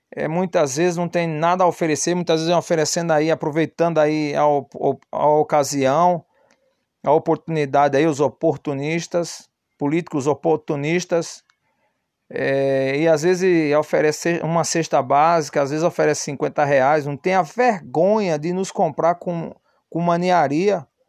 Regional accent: Northeast Brazil, Brazil; moved away as an adult; now in São Paulo, Brazil; ficou minha mãe com nós lá no Nordeste, tudo pequeno

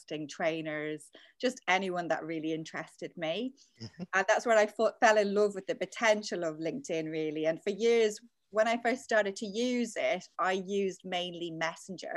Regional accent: Dublin, Leinster, Ireland; moved away as an adult; also born or lived in London; now in United Kingdom; back in Ireland, I'm from Dublin, I studied English and French at uni.

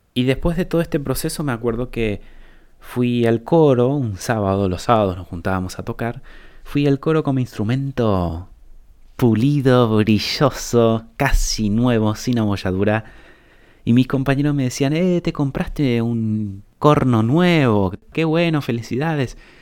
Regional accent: Paraguay; moved away; la colonia de donde yo vengo, es una colonia alemana allá en Paraguay

